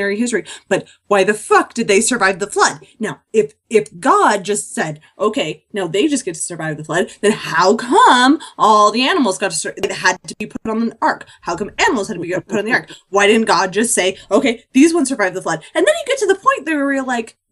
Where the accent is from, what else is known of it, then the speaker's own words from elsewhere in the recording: near Salt Lake, Northern Utah, United States; Northern Utah, near Salt Lake.